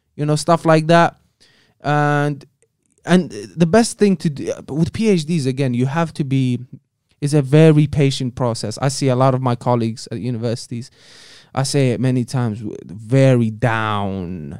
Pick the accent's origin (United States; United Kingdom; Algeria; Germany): Algeria; moved away; the country of Algeria, my home country